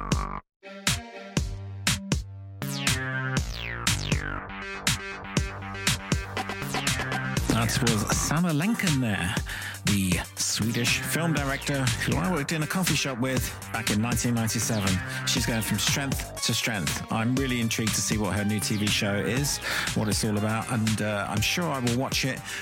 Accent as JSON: {"language": "English", "region": "London", "country": "United Kingdom", "moved": "yes", "said": "I am from London"}